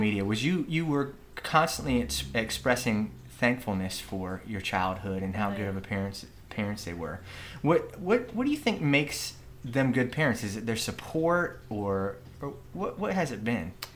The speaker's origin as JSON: {"language": "English", "town": "Virginia Beach", "region": "Virginia", "country": "United States", "said": "I'm a Tallwood guy."}